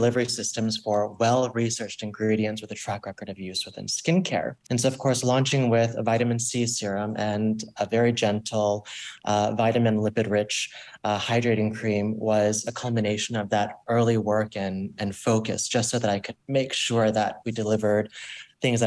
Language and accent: English; Florida, United States; I grew up in Florida